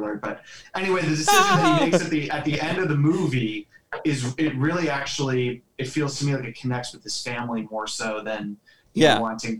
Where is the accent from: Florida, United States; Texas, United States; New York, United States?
Florida, United States; Orlando; five guys from Orlando